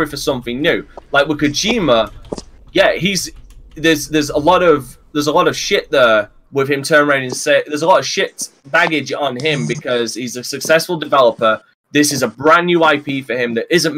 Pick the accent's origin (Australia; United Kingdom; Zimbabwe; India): United Kingdom; England; I'm English